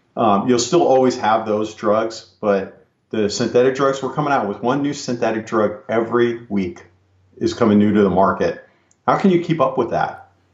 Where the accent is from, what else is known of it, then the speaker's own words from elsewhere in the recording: California, United States; I'm from California, I worked in the San Francisco Bay Area